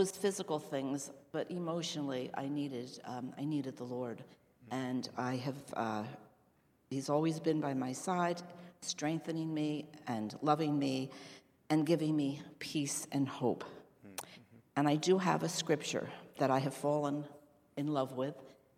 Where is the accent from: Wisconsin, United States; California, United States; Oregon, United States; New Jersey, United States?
New Jersey, United States; Westfield; I grew up in Westfield, New Jersey